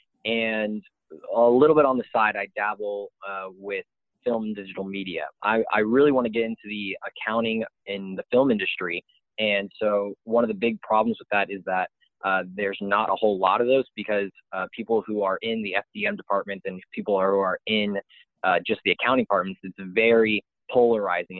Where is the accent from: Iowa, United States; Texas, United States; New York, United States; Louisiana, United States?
Texas, United States; Austin; moved away as an adult; now in Waco, United States; I came from Austin, Texas